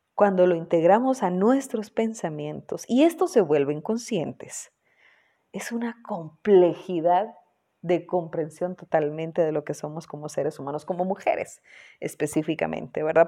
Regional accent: Guatemala; vivo en Guatemala, eh, fui productora y conductora de programas en mi país, Guatemala

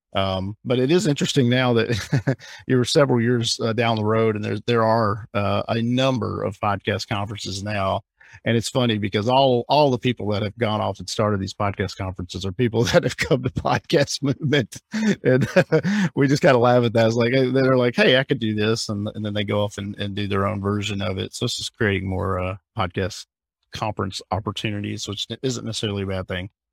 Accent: Alabama, United States; I grew up in Alabama, I grew up in the South

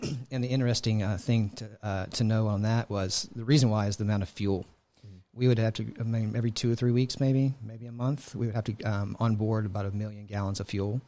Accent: Houston, Texas, United States; moved away as an adult; also born or lived in Buffalo, Texas; now in Washington, United States; grew up in an Houston area

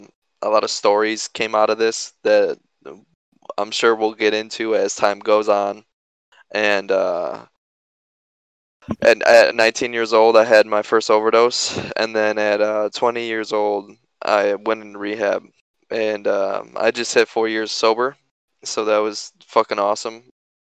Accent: Knoxville, Tennessee, United States; born there; also born or lived in Illinois; So, like I said … I was born in Knoxville, Tennessee, and shortly after we moved to Illinois. And then we moved around a lot as a kid.

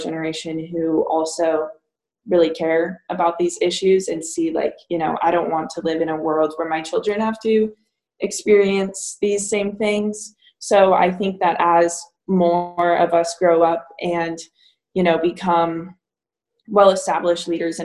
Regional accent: Columbine community, Colorado, United States; moved away as an adult; now in Virginia, United States; I've grown up in that community

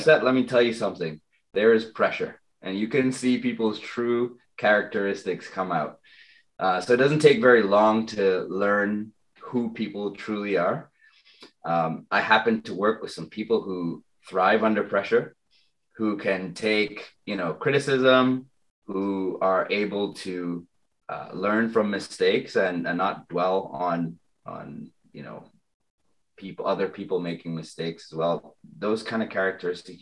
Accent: Trinidad & Tobago; moved away; also born or lived in London; I lived in London, but you know what? I'm originally from Trinidad.

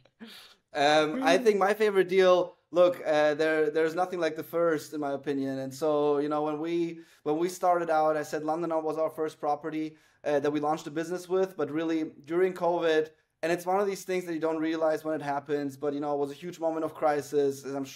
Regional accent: Germany; moved away; also born or lived in Moscow, Russia; I'm a Jew from Moscow who grew up in Germany

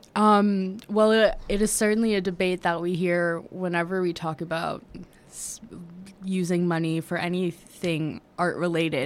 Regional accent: Washington, District of Columbia, United States; also born or lived in New York; I am originally from New York. I grew up in Washington, D C, though.

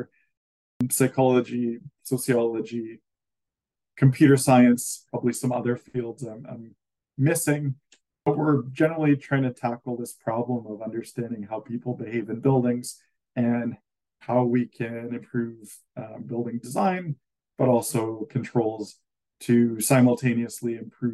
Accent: Canada; as a Canadian

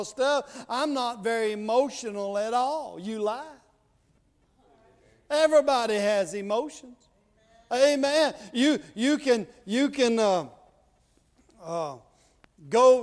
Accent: Mississippi, United States; I'm from Mississippi

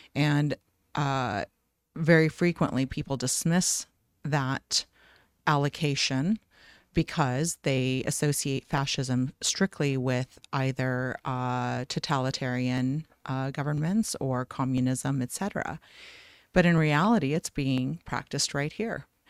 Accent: Iowa, United States; also born or lived in Lebanon; now in Scottsdale, United States; I grew up in Iowa after immigrating from I Lebanon.

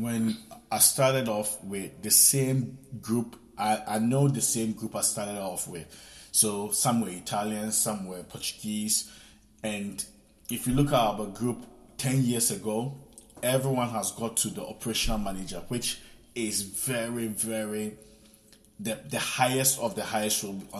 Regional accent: Ghana; moved away as an adult; also born or lived in Italy; I'm from Ghana. I came here when I was probably 19. I came from Italy, and I've been working in the hospitality sector for the past 10 years.

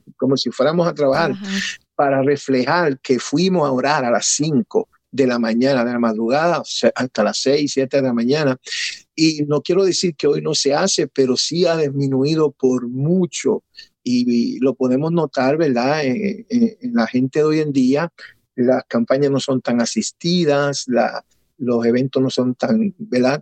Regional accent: Connecticut, United States; also born or lived in Puerto Rico; now in Lake Wales, United States; Soy natural de Puerto Rico, nacido en Puerto Rico, pero criado en Estados Unidos, en eh, Connecticut, en el estado de Connecticut desde muy pequeño

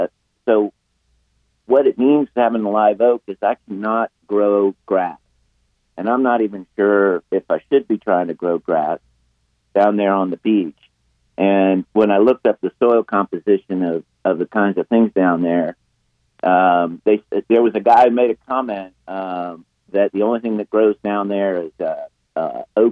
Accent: North Carolina, United States; I've lived in North Carolina for so long. It's my home state

